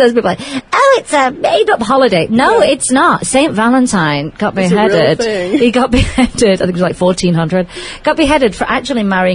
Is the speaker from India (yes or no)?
no; United Kingdom; accent: British; now in Las Vegas, United States; we have a lot of British people that live here